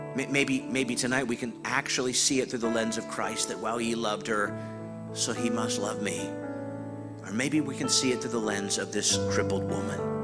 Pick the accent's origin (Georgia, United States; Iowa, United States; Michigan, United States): Iowa, United States; I was born in Iowa